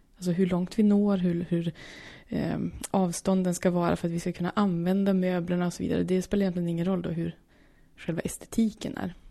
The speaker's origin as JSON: {"language": "Swedish", "region": "Norrland", "country": "Sweden", "said": "kommer från Norrland"}